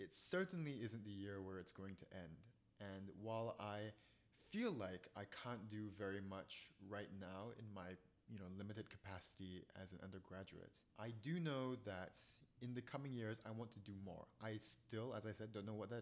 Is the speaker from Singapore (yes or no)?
yes; Singapore; now in United States; I'm from Singapore.